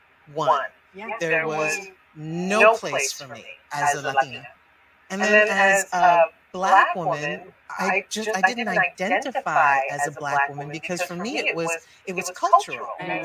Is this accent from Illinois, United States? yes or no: no; New York City, New York, United States; There was my world that I grew up in, also Spanish-speaking, home, Cuban parents, and then you go out into the world, and I'm speaking English, and I'm in the Bronx, South Bronx